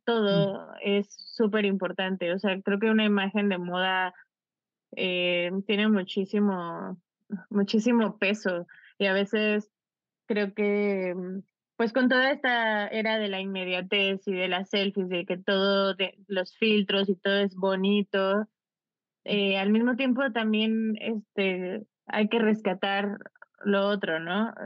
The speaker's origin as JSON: {"language": "Spanish", "country": "Mexico", "said": "nosotros como mexicanos"}